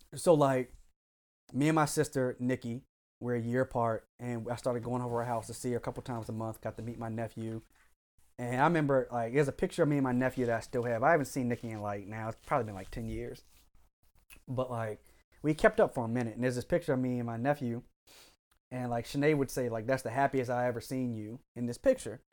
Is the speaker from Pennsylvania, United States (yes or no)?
no; Frederick, Maryland, United States; also born or lived in Howard County, Maryland; I grew up in Frederick the first half of my life